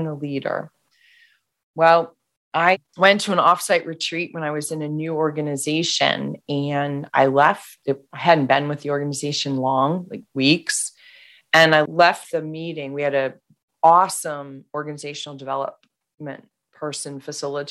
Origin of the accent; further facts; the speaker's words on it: Washington, District of Columbia, United States; I was raised in the Washington, D.C. area.